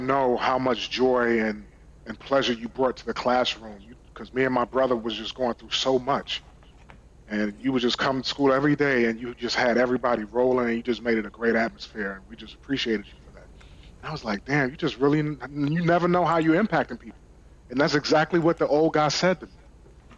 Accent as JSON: {"language": "English", "region": "New York", "country": "United States", "tie": "born or raised there", "moved": "yes", "said": "growing up in New York, in Brooklyn"}